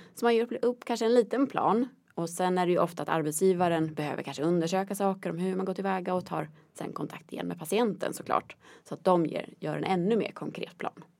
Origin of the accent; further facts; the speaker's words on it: Västerås, Västmanland, Sweden; moved away as an adult; now in Norrköping, Sweden; Jag kommer från Västerås från början